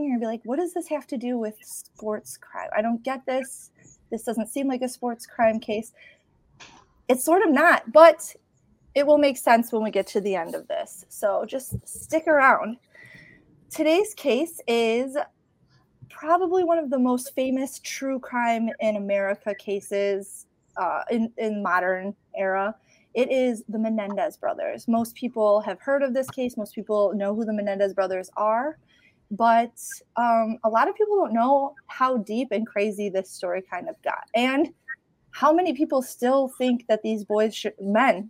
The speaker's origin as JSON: {"language": "English", "town": "Chicago", "region": "Illinois", "country": "United States", "tie": "born or raised there", "said": "I grew up in Chicago"}